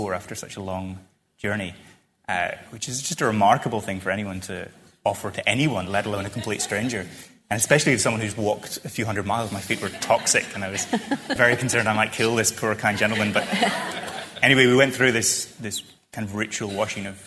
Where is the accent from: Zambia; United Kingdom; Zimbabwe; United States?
United Kingdom; Northern Ireland; I feel very attached to that very specific spot where I grew up in Ireland